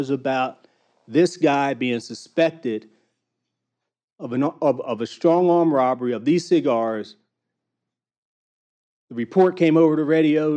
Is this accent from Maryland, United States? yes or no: yes; Baltimore, Maryland, United States; I grew up in Baltimore